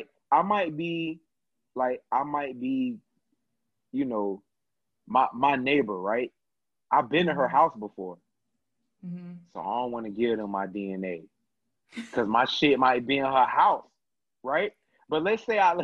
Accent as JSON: {"language": "English", "region": "Florida", "country": "United States", "said": "I'm from Florida"}